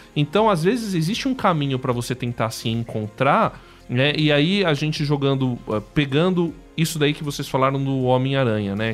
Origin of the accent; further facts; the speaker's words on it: Brazil; eu sou brasileiro